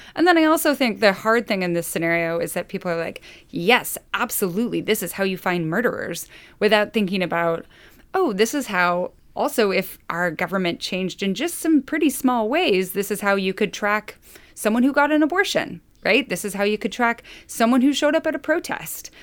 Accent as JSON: {"language": "English", "region": "Idaho", "country": "United States", "moved": "yes", "said": "I'm from Idaho"}